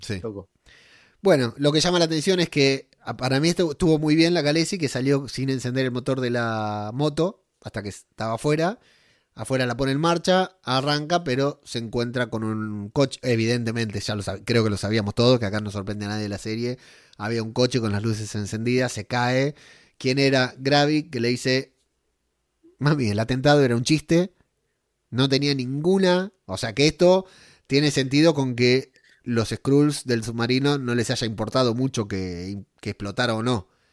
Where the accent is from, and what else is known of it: Argentina; moved away as an adult; now in Spain